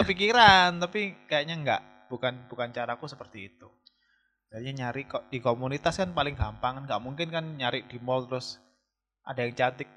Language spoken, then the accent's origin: Indonesian; Malang, East Java, Indonesia; also born or lived in Jakarta; aku kan, eh, dari Jakarta resign dari tempat kerja di sana, pulang ke Malang, cari kerja dengan tujuan itu cari kerja di Kota Malang atau Jawa Timur